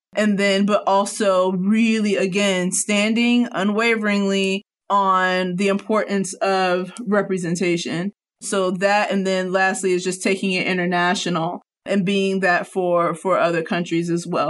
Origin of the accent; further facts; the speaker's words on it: Cincinnati, Ohio, United States; now in Northwest Arkansas, United States; from Cincinnati